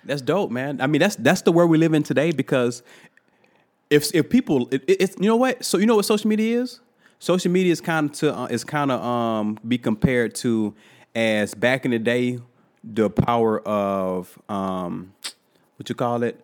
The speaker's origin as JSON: {"language": "English", "town": "Thomasville", "region": "Georgia", "country": "United States", "tie": "born or raised there", "said": "I'm from Thomasville, Georgia, and I go to this dentist that been going to my entire life"}